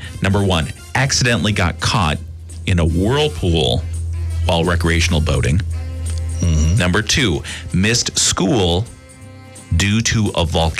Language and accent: English; Washington, United States; also born or lived in California; And we eventually, after a couple of states, landed in Washington State.